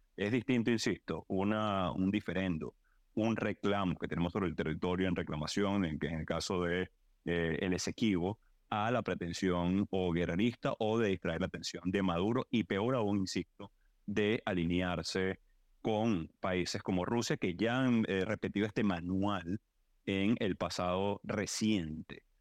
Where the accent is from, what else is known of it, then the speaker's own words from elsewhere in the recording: Venezuela; nosotros pedimos como venezolanos